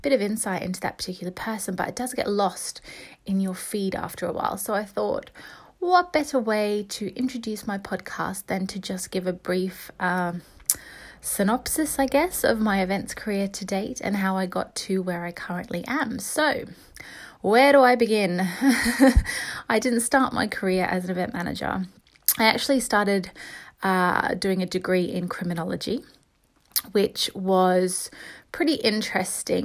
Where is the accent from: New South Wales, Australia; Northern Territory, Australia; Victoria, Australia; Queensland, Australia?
Queensland, Australia; Brisbane; moved away as an adult; also born or lived in England; now in London, United Kingdom; I'm English. So I was born in England, but I just grew up in Australia.